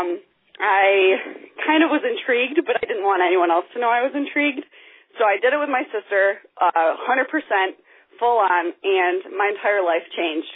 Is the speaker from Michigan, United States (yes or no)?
yes; Grand Rapids, Michigan, United States; now in Grand Haven, United States; I am originally from Grand Rapids, Michigan, and I currently live along the lakeshore in Grand Haven, Michigan